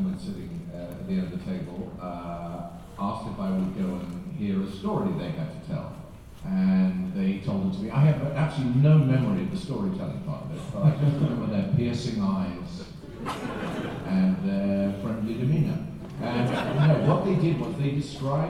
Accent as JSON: {"language": "English", "region": "England", "country": "United Kingdom", "said": "I'm English"}